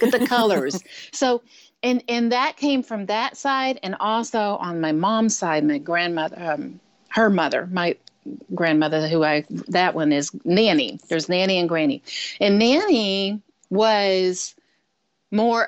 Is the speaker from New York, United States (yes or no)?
no; south of Houston, South Texas, United States; also born or lived in Michigan; now in Santa Cruz, United States; I was born and raised in South Texas, south of Houston, right on the coast there, a little north of Galveston.